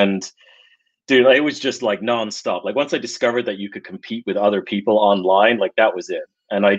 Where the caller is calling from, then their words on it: California, United States; I am in Marin County, north of San Francisco.